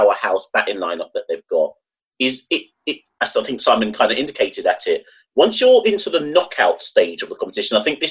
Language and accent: English; Jamaica; Even as a Jamaican